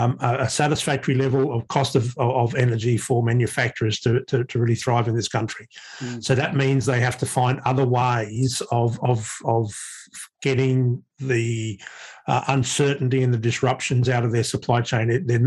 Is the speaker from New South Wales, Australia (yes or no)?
no; Brisbane, Queensland, Australia; in my hometown in Brisbane